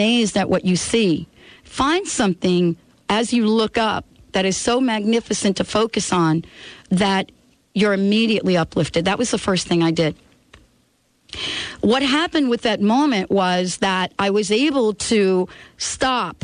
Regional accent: New York, United States; moved away as an adult; now in Seattle, United States; I'm from New York. You know what I'm saying? The birds that I'm familiar with are pigeons

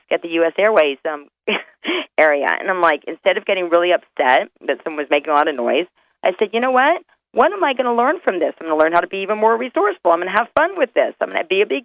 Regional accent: North Carolina, United States; moved away; I'm originally from North Carolina

